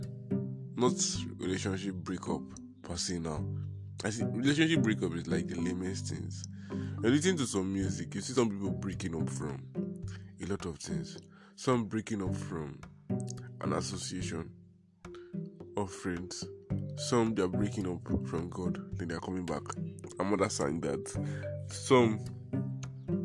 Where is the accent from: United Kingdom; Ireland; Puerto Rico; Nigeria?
Nigeria; I'm a Nigerian